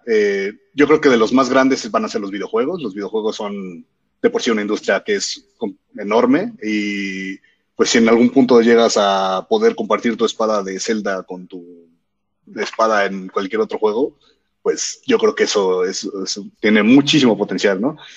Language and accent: Spanish; Mexico; soy mexicano